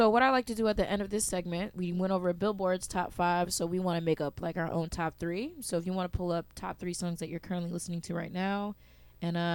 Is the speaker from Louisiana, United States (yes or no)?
no; Connecticut, United States; moved away as an adult; now in New York, United States; moved last year, and I was like, bruh, I'm from Connecticut.